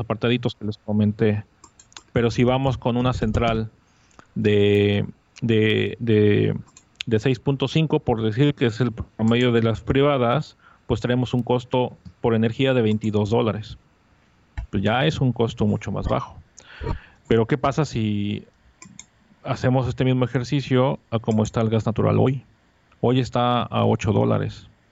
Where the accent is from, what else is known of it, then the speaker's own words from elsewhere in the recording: Mexico City, Mexico; now in Mérida, Mexico; yo soy un chilango que vivo en la ciudad de Mérida